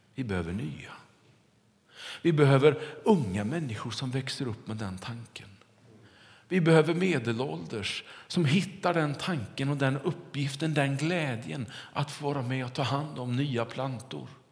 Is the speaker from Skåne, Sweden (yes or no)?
no; Kungälv, Västra Götaland, Sweden; När jag var liten och cyklade omkring hemma i Kungälv, så var det på nya asfalterade vägar runt vårt kvarter där vi bodde.